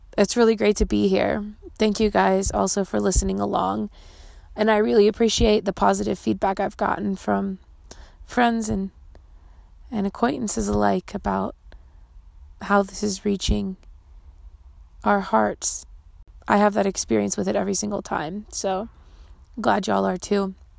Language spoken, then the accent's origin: English; Baltimore, Maryland, United States; I grew up in Metro Baltimore too